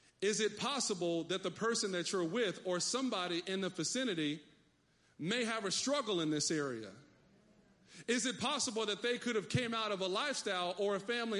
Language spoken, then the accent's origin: English; Texas, United States; I come from Texas